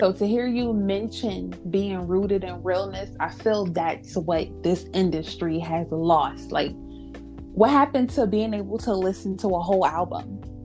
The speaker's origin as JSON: {"language": "English", "region": "New York", "country": "United States", "tie": "born or raised there", "moved": "yes", "said": "my hometown in New York"}